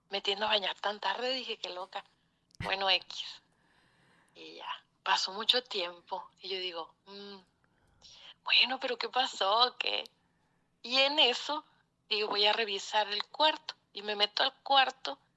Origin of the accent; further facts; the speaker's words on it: Ciudad Obregón, Sonora, Mexico; accent: norteñito; soy de Sonora.